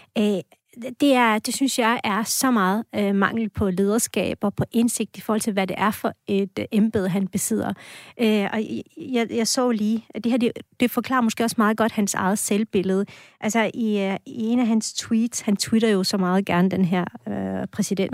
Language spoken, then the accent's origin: Danish; Esbjerg, Southern Denmark, Denmark; also born or lived in Anatolia, Turkey; now in Askov, Denmark; jeg er vokset op i Esbjerg